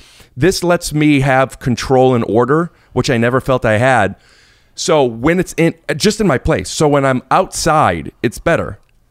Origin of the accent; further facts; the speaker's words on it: Cleveland, Ohio, United States; Ohio. Cleveland.